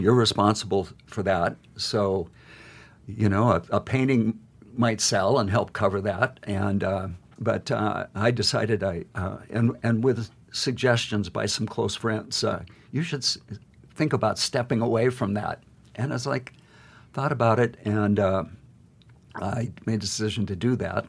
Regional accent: Great Falls, Montana, United States; I grew up in Great Falls looking at those mountains

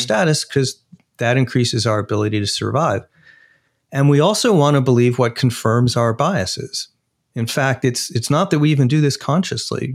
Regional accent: Arizona, United States; my home state, Arizona

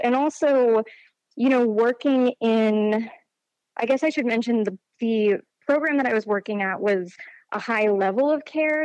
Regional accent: Charlottesville, Virginia, United States; I grew up in Charlottesville, Virginia

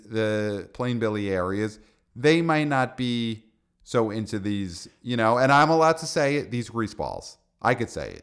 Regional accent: New York City, New York, United States; as a son of Brooklyn

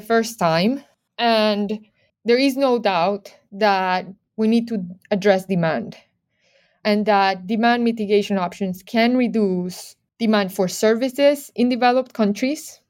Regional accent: Medellín, Antioquia, Colombia; moved away; I'm originally from Medellin, Colombia.

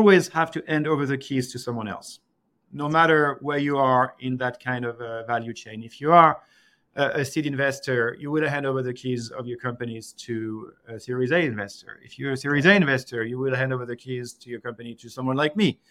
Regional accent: France; I'm from France

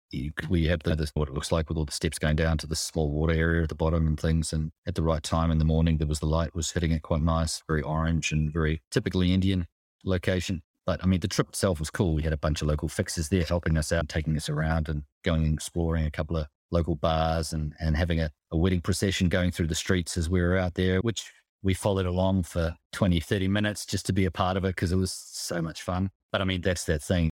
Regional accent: Hawke's Bay, New Zealand; now in Switzerland; I do miss the sea growing up in New Zealand, Hawke's Bay

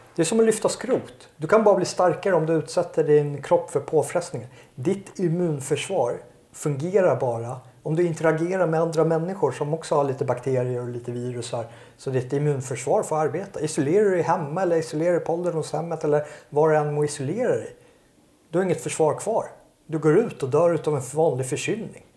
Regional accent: Sweden; jag är ju svensk och jag vill ju bo i Sverige

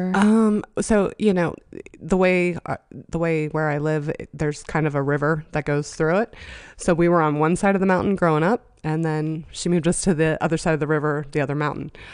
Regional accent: Johnstown, Pennsylvania, United States; I was born in Johnstown, Pennsylvania

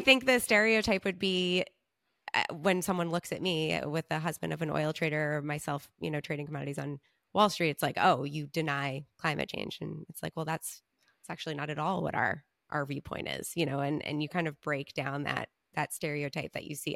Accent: Long Island, New York, United States; I'm from Long Island

